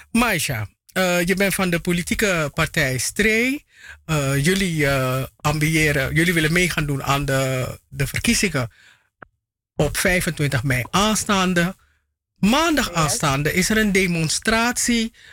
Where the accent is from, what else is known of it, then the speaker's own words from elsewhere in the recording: Paramaribo District, Suriname; Oh nee, ik, ik logeerde daar alleen. Ik, ik ben van Zorg en Hoop